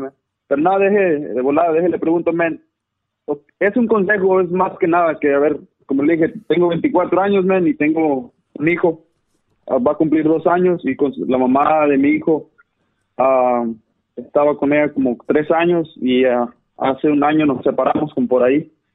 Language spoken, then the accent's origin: Spanish; Zacatecas, Mexico; now in North Carolina, United States; nací aquí en Norte Carolina, pero ah, fui criado en Zacatecas